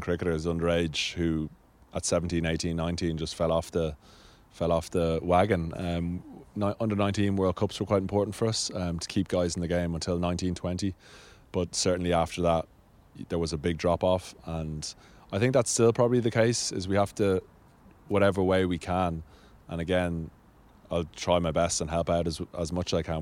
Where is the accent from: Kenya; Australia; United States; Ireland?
Ireland; Dublin, Leinster; also born or lived in Marlow, England; where I grew up in Sandymount in, in Dublin